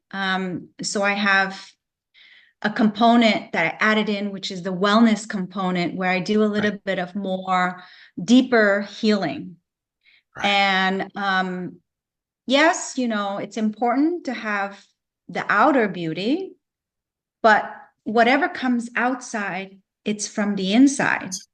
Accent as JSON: {"language": "English", "town": "Vancouver", "region": "British Columbia", "country": "Canada", "moved": "as an adult", "lives_now": "Florida, United States", "said": "I'm from Canada, I'm from Vancouver, BC."}